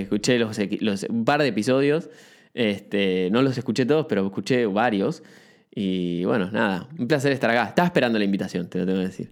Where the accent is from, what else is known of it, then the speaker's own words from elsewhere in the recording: Buenos Aires, Argentina; moved away as an adult; now in Uruguay; soy de Argentina, este, estoy hace muy poquito en Uruguay. Eh, viví toda, mi infancia en Capital Federal